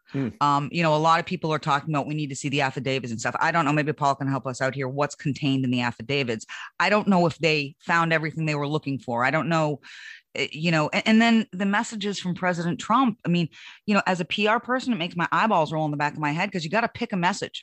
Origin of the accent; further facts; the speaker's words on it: United States; as an American